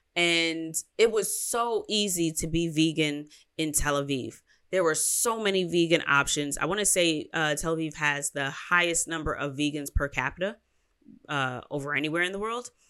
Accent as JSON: {"language": "English", "country": "United States", "said": "I'm American"}